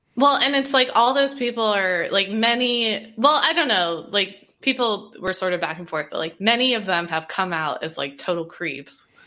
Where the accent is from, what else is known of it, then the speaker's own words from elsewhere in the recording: Indiana, United States; growing up in Indiana